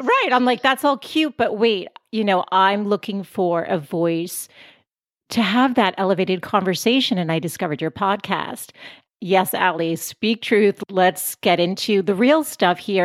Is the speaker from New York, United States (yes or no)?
no; Boston, Massachusetts, United States; moved away as an adult; now in San Diego, United States; I'm from Boston originally. We moved out to San Diego five years ago